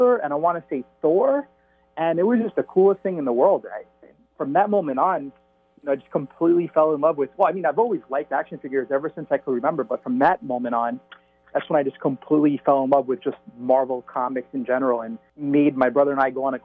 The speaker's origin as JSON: {"language": "English", "town": "New York City", "region": "New York", "country": "United States", "tie": "born or raised there", "said": "I grew up in Staten Island, New York"}